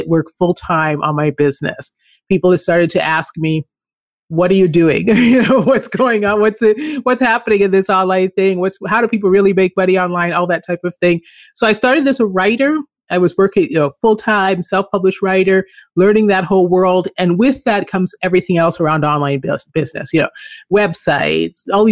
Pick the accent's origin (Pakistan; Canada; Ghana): Canada; moved away as an adult; also born or lived in Philippines / Colombia / Chile / California; I grew up in Canada.